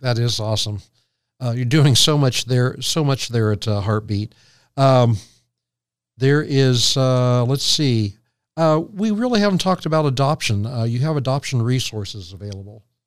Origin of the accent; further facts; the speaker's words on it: Morrow County, Ohio, United States; I was born in the Morrow County Hospital